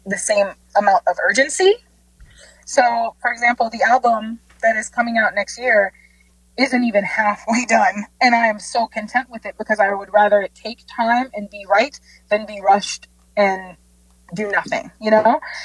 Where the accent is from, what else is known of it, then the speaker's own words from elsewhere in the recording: Jamaica; growing up in Jamaica, we had these hymns and songs